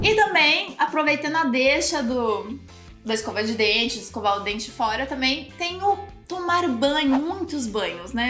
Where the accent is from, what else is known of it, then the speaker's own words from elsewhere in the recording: Brazil; Aqui no Brasil